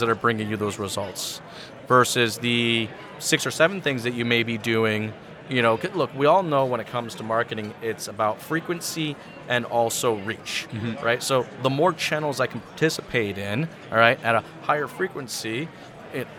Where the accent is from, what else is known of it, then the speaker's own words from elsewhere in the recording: Idaho, United States; I'm actually from Idaho